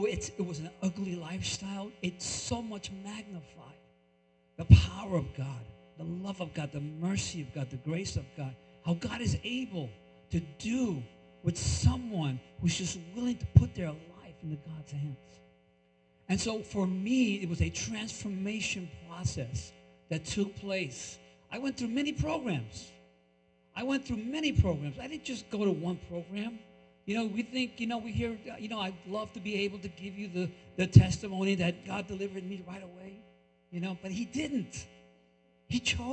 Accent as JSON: {"language": "English", "region": "New York", "country": "United States", "tie": "born or raised there", "also_born_or_lived": "Colombia / Brooklyn", "moved": "yes", "lives_now": "Hackensack, United States", "said": "I was born in Colombia, raised in New York"}